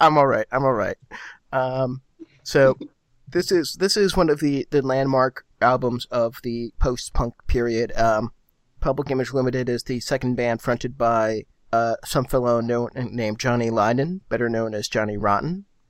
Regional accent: United States; I'm an American

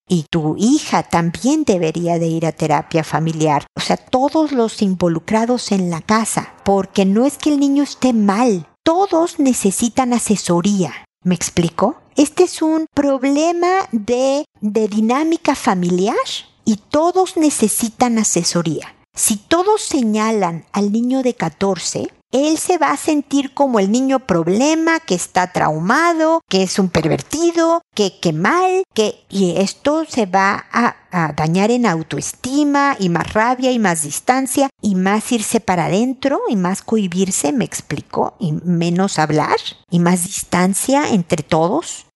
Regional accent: Mexico; now in Chile; soy mexicana

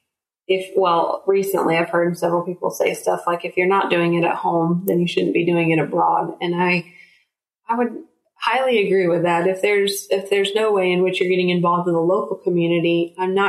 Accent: United States; as Americans, we are American church ambassadors.

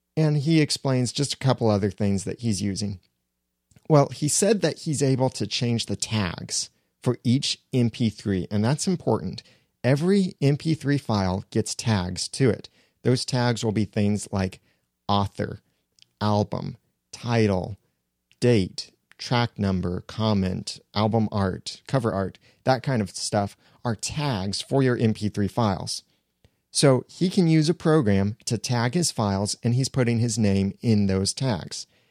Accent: United States; I'm an American.

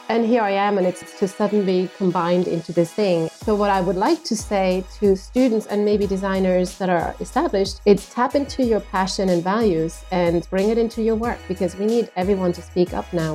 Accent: Switzerland; moved away as an adult; now in Phoenix, United States; I'm originally from Switzerland

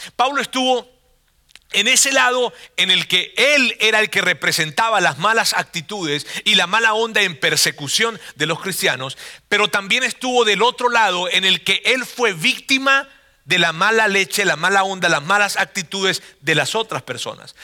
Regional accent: Venezuela; now in Monterrey, Mexico

